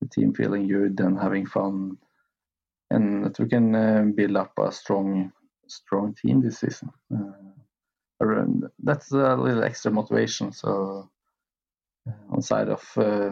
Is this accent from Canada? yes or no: no; Lillehammer, Innlandet, Norway; where I have finished here in my hometown